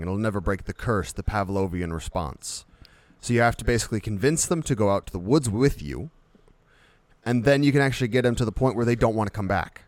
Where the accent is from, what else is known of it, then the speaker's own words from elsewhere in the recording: United States; we're American